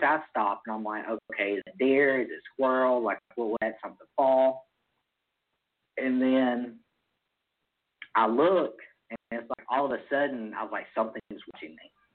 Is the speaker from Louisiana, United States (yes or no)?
no; Mississippi, United States; I'm from Mississippi.